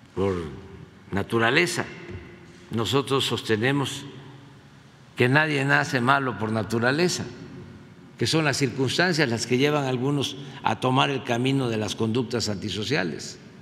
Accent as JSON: {"language": "Spanish", "country": "Mexico"}